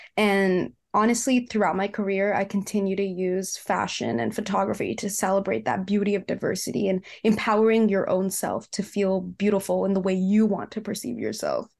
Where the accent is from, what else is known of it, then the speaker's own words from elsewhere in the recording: Cupertino, California, United States; I grew up in the Bay Area, California, and I grew up in a city called Cupertino